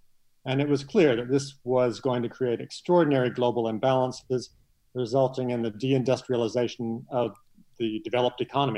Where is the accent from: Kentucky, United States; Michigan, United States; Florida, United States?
Kentucky, United States; moved away as an adult; also born or lived in Hong Kong / Singapore / Washington; now in Thailand; I grew up in Kentucky and went to Vanderbilt.